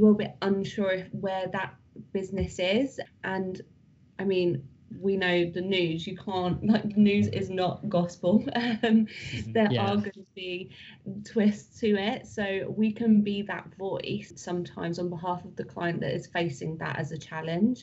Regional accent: United Kingdom; we're British.

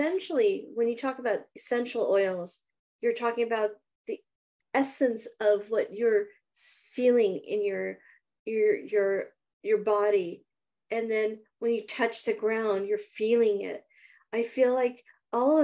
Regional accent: India; now in Southern California, United States; growing up in India, because I was raised partially in India

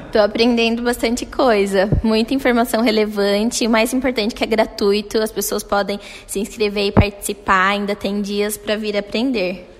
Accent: Tatuí, São Paulo, Brazil; Sou aqui mesmo de Tatuí

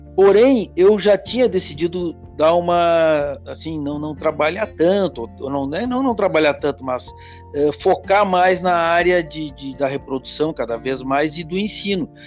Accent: Porto Alegre, Rio Grande do Sul, Brazil; also born or lived in Uruguaiana; eu nasci em Uruguaiana, e mas eu vim para Porto Alegre quando eu tinha um ano e meio, mais ou menos. E aí eu fiz toda, me, criei em Porto Alegre

